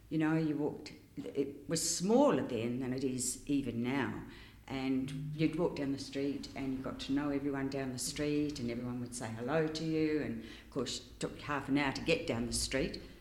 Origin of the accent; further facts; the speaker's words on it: New Zealand; moved away as an adult; also born or lived in Canada; now in Trentham, Australia; I was from New Zealand